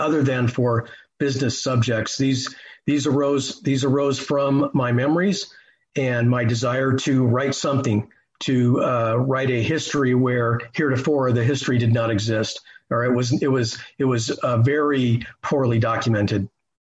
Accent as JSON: {"language": "English", "town": "Las Vegas", "region": "Nevada", "country": "United States", "tie": "born or raised there", "moved": "yes", "said": "I grew up in the Las Vegas Valley before I moved away"}